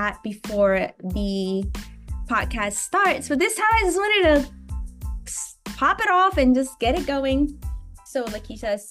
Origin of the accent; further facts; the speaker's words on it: Buffalo, New York, United States; now in Los Angeles, United States; I grew up partly in Buffalo